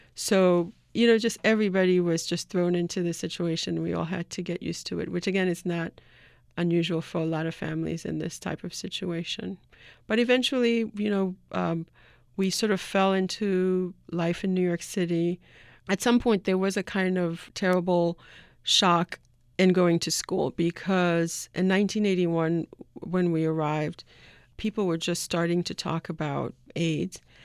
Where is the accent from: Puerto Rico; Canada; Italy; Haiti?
Haiti; my uncle, who I grew up with in Haiti